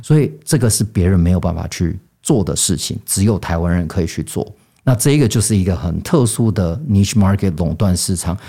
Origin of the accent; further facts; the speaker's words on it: California, United States; moved away; 我小时候是在美国加州